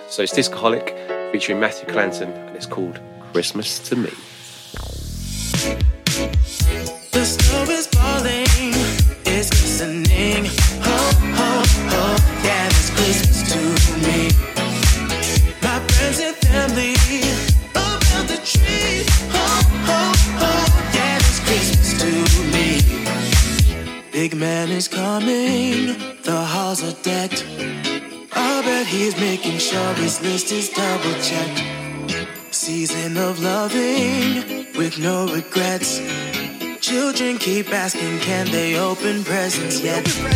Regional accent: Carshalton, London, United Kingdom; I was born in St Helier's.

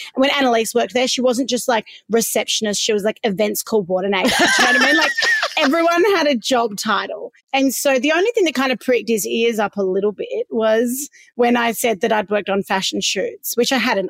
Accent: Perth, Western Australia, Australia; I grew up in Swanbourne

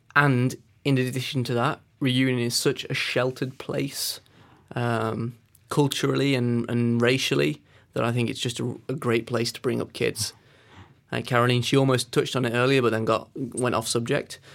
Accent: Peak District, East Midlands, United Kingdom; I grew up in the Peak District, which is one of the climbing meccas of of England.

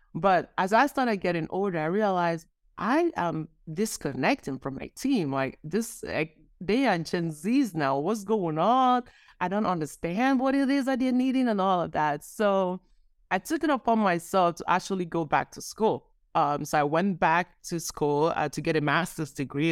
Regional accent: Nigeria; I grew up Nigerian. I was born in Nigeria

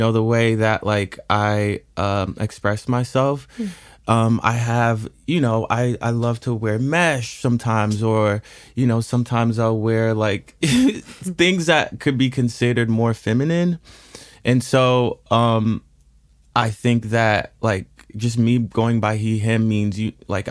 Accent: Washington, District of Columbia, United States; also born or lived in Chicago / Los Angeles; now in New York, United States; I was born in Washington, D.C.

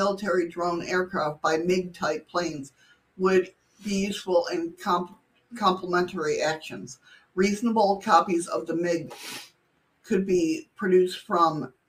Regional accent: Western New York, United States; I grew up in Western New York, you know, right there, Canada border, right there.

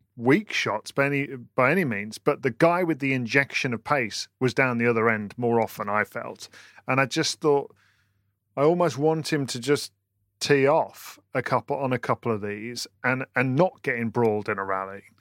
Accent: United Kingdom; as a British person

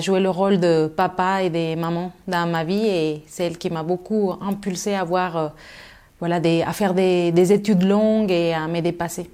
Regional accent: Mexico City, Mexico; French is a second language; moved away as an adult; now in France; je suis née à Mexico et j'ai grandi à Mexico et je suis restée jusqu'à l'âge de 18 ans.

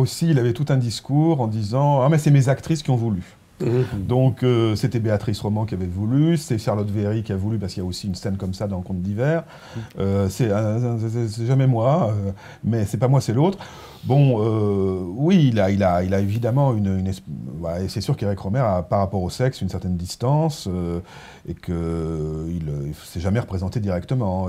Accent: Provence-Alpes-Côte d'Azur, France; J'ai passé mon enfance en Provence

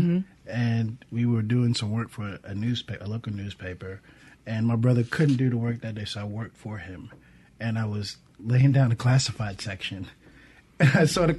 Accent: New York City, New York, United States; moved away as an adult; now in Mississippi, United States; I'm originally from New York.

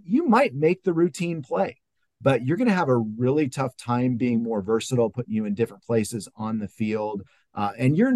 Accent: California, United States; now in Ohio, United States; I'm from California. I live in Ohio. I moved to Ohio

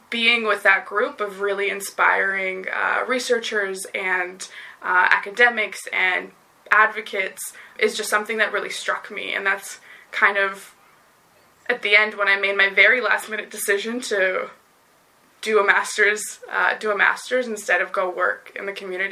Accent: Vancouver, British Columbia, Canada; I grew up in British Columbia in the Vancouver sort of lower mainland area.

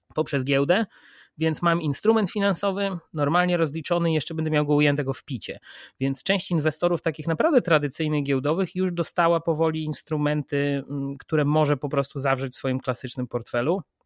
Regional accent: Poland; jestem z Polski

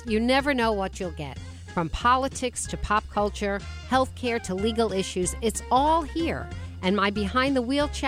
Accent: Long Island, New York, United States; moved away as an adult; now in Westport, United States; When I was growing up on Long Island

